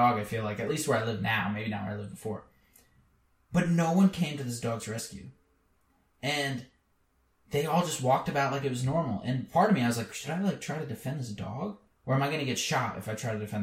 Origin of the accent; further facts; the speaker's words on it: central Pennsylvania, United States; In a very poor part of Pennsylvania